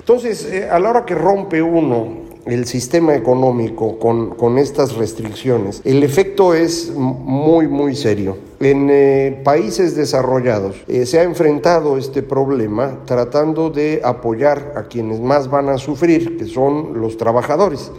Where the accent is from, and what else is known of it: Mexico